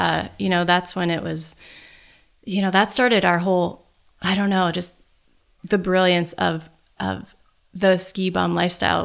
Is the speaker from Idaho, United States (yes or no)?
yes; Sun Valley, Idaho, United States; I actually grew up in Sun Valley